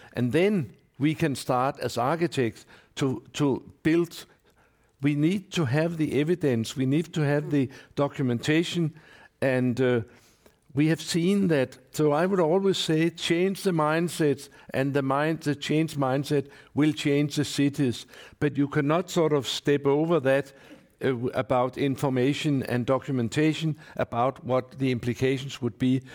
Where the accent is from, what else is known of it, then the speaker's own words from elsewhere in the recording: Copenhagen, Capital Region of Denmark, Denmark; I come from Copenhagen